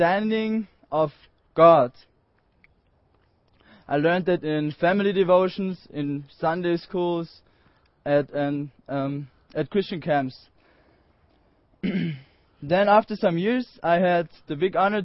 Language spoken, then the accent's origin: English; Austria; I'm from Austria. I'm 19 years old, and I'm from a little valley called Cucumber Valley